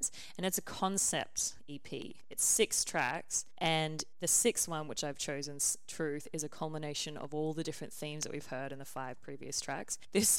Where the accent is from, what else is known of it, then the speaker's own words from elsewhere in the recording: Australia; I'm Australian